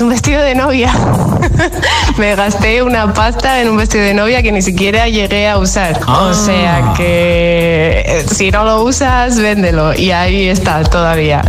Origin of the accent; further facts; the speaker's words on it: Madrid, Community of Madrid, Spain; yo soy de Madrid